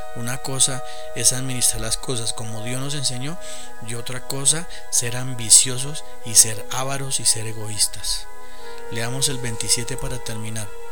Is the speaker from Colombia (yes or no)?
yes; Colombia; Acá en mi, en mi país